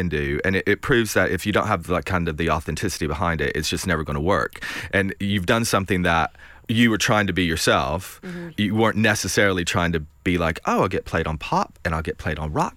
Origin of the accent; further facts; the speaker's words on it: United States; now in London, United Kingdom; I'm from East Tennessee, Southwest Virginia.